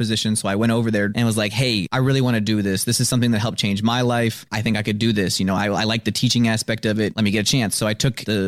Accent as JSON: {"language": "English", "town": "Madison", "region": "Wisconsin", "country": "United States", "tie": "born or raised there", "also_born_or_lived": "Janesville", "said": "Born in Janesville. I've lived in Madison all my life."}